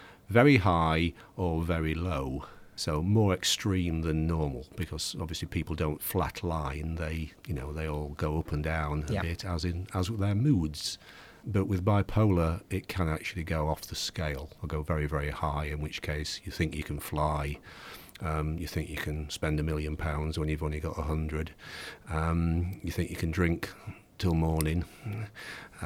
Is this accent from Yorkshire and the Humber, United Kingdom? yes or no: yes; Yorkshire and the Humber, United Kingdom; in the 1950s when I was growing up in Yorkshire